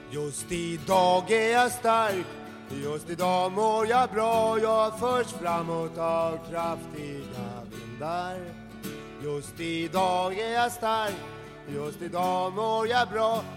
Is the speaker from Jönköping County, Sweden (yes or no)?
yes; Lanna, Jönköping County, Sweden; now in Stockholm, Sweden; Jag kommer inte ens från Värnamo, jag kommer från Lanna, en by utanför där det bor typ 400 invånare